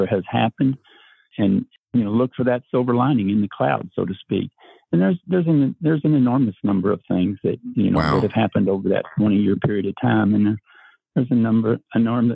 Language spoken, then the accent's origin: English; New Albany, Indiana, United States; I grew up in First Baptist Church of New Albany, Indiana, and we went every Sunday